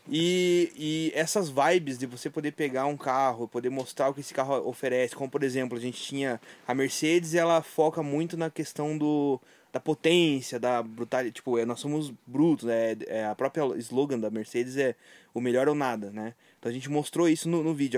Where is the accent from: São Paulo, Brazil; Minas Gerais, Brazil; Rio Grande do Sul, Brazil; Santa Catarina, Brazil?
Santa Catarina, Brazil; Videira; now in Curitiba, Brazil; eu sou de Videira, mas estou aqui em Curitiba já faz tanto tempo